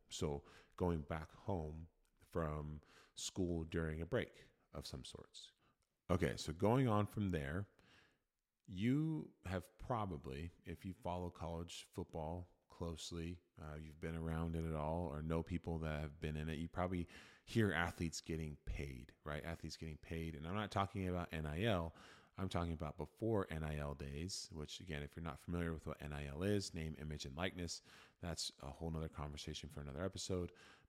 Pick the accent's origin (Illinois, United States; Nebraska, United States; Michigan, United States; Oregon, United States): Oregon, United States; I grew up in Oregon. I'm a resident of Oregon, and I am choosing to attend University of Oregon.